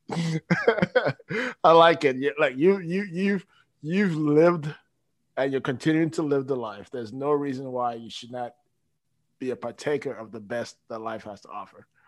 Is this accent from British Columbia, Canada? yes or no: no; Toronto, Ontario, Canada; moved away as an adult; now in Frankfort, United States; I'm from Toronto.